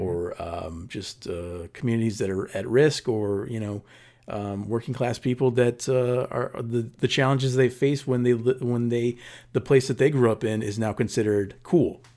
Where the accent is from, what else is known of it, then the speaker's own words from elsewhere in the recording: Paramount, California, United States; moved away; when I grew up in the nineties there, it was, um, the highest, or one of the highest, um, violent crime in, in, uh, spots in the entire Southern California